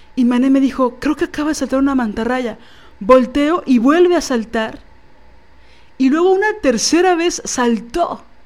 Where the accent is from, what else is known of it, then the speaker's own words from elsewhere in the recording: Mexico City, Mexico; yo como chilanga